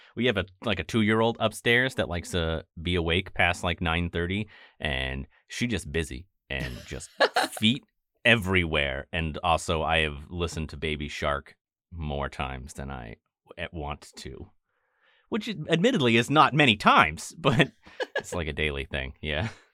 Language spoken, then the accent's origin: English; Maine, United States